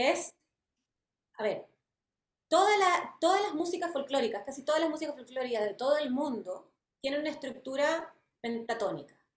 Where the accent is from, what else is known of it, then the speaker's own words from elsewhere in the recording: France; born there; Eh, y bueno, yo nací en Francia.